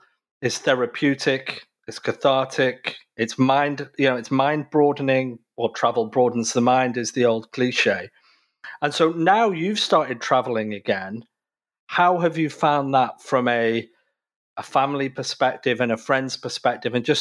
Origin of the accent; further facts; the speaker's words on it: United Kingdom; now in North America; I'm originally from the United Kingdom, but obviously I live in North America.